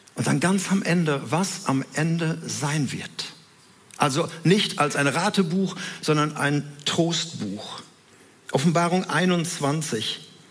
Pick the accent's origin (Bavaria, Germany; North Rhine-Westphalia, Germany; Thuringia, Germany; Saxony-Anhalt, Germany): North Rhine-Westphalia, Germany; Herne; wohnten in Wanne-Eickel, in so einem Reihenhaus, in einer Wohnung da drin